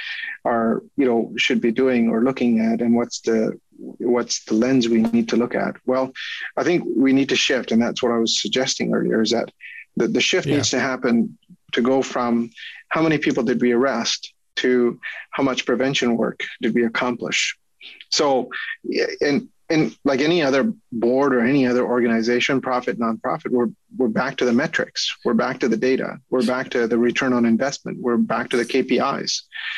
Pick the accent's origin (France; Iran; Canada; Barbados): Canada; as a Canadian in my country